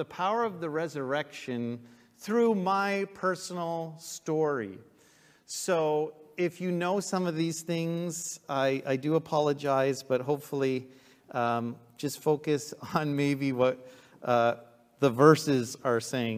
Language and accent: English; Trenton, Ontario, Canada; also born or lived in Ottawa; I grew up in Trenton, and at that church